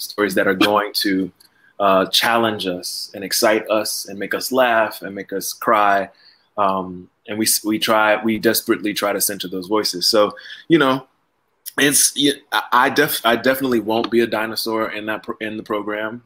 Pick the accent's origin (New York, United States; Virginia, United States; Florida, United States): Florida, United States; Miami; moved away as an adult; also born or lived in New Haven, Connecticut; I am from Miami, Florida